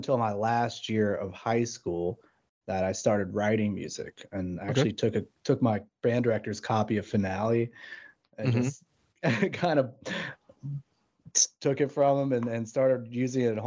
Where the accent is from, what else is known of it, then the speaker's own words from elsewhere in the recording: Charleston, West Virginia, United States; also born or lived in Morgantown, West Virginia / Austin, Texas; I'm from Charleston, West Virginia. Grew up, born and raised here